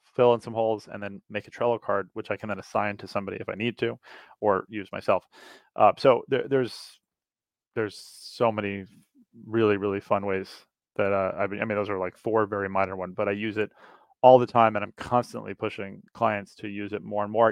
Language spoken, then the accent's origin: English; New York City, New York, United States; moved away as an adult; now in Princeton, United States; I grew up in New York City